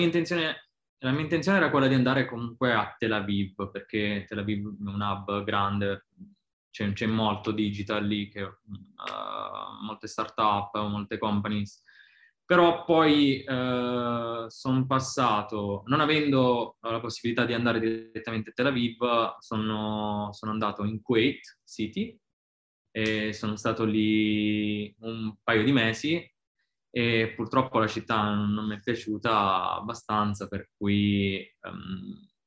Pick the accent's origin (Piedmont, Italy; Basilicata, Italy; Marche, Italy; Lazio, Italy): Basilicata, Italy; Pisticci; now in Dubai, United Arab Emirates; sono di Pisticci, un piccolo paese in provincia di Matera